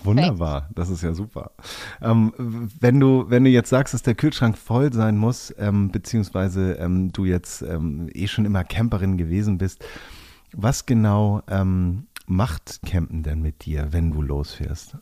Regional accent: Hamburg, Germany; Ich bin ja auch Hamburger

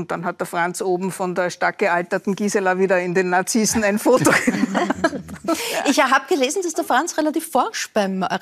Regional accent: Klagenfurt, Carinthia, Austria; weil ich bin ja in Klagenfurt geboren und, und aufgewachsen.

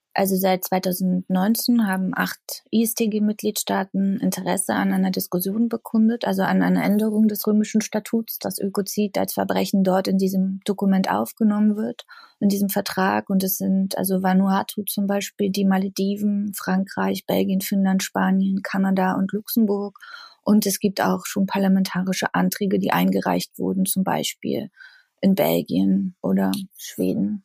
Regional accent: the area around Jänschwalde, Brandenburg, Germany; ich komme aus der Gegend, also dort, wo halt Tagebau ist und Kraftwerke sind.

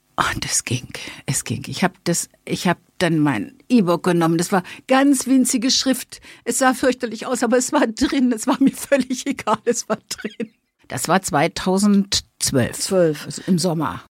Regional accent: Berlin, Germany; accent: Berliner Schnauze; Ich bin Berlinerin, habe ne, die entsprechende Berliner Schnauze und lebe mit meinem Mann und einer Prinzessinnenkatze in Zehlendorf.

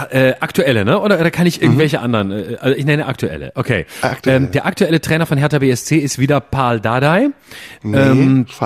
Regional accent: Lörrach, Baden-Württemberg, Germany; accent: Alemannic; Ja, da wo ich herkomme, der kommt ja, kommt der nicht sogar aus meiner Gegend, irgendwo da Lörrach oder so?

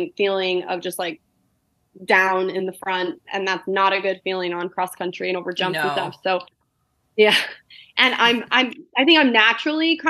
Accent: Colorado, United States; growing up in Colorado

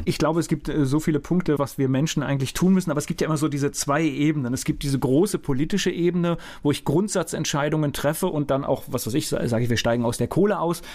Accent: Lennebergwald area, Rhineland-Palatinate, Germany; den Lennebergwald, ich kenne den, ich bin in der, in der Gegend aufgewachsen

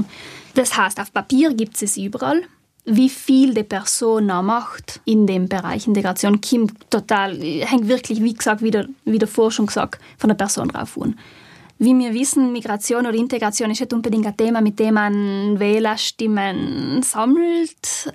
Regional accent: South Tyrol, Trentino-Alto Adige, Italy; wir als Südtiroler

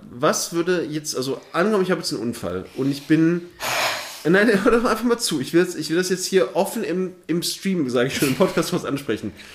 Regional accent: Thuringia, Germany; moved away; nicht da, wo ich herkomme. In Thüringen ist das eine andere

